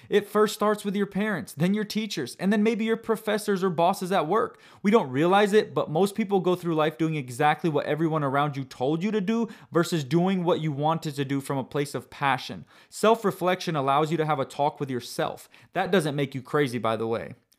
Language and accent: English; United States; I was born in the United States of America and grew up living in a world that offered convenience constantly